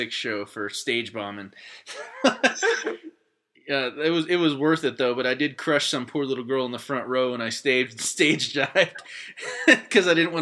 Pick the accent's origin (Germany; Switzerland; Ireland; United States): United States; Alaska; I grew up in Alaska